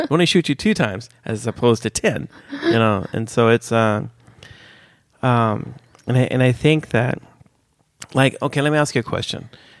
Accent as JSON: {"language": "English", "region": "California", "country": "United States", "tie": "born or raised there", "moved": "as an adult", "lives_now": "Sweden", "said": "I was born in California."}